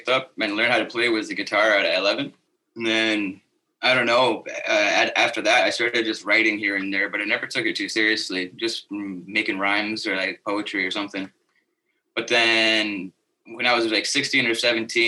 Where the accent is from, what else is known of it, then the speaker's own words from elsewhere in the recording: Iqaluit, Nunavut, Canada; also born or lived in Grise Fiord / Toronto / Manitoba / Ottawa; I grew up mostly in Iqaluit most of my life.